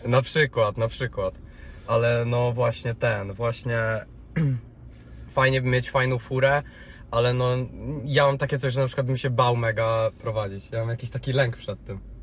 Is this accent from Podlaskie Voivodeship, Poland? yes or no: no; Rzeszów, Subcarpathian Voivodeship, Poland; now in Warsaw, Poland; u mnie w Rzeszowie, e, bo ja jestem z Rzeszowa, Okej. E, w sensie teraz mieszkam w Warszawie, ale no oryginalnie jestem z Rzeszowa